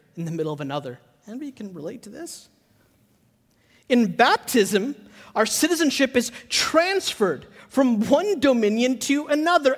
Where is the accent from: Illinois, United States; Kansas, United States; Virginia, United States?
Illinois, United States; Chicago; also born or lived in Hyderabad, India; now in Charlotte, United States; I grew up in Chicago. I grew up like right outside of the city. Like I say Chicago, but I grew up in Oak Park, Maywood, Bellwood, that area.